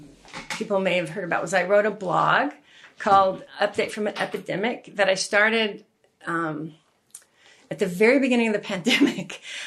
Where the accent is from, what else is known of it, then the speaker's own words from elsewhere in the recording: West Virginia, United States; born there; also born or lived in North Carolina; And I was born in West Virginia, too.